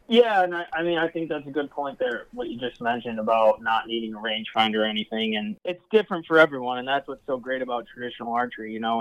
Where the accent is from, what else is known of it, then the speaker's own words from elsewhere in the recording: Ann Arbor, Michigan, United States; also born or lived in Plymouth, Michigan; I grew up in the Ann Arbor area